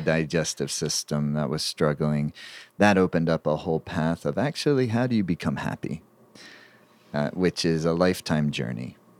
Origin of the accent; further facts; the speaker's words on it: Southeastern United States, United States; I was growing up in the Southeastern United States